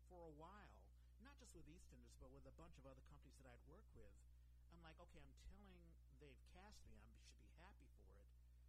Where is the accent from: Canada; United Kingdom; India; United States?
United States; Washington, District of Columbia; moved away as an adult; also born or lived in New York City; now in San Francisco Bay Area, United States; I grew up in Washington, D.C.